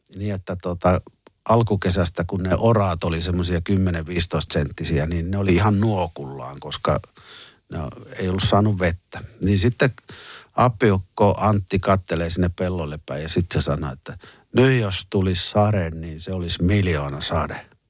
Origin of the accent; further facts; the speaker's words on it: Jyväskylä, Central Finland, Finland; me tultiin Jyväskylästä